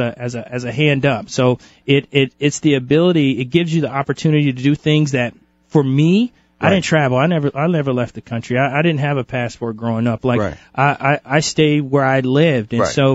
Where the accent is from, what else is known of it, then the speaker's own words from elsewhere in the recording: Kansas City, Missouri, United States; Yeah, originally from Kansas City, Missouri. Moved around a ton as a kid. Mm-hmm. My dad's a Marine, so I moved around a bunch.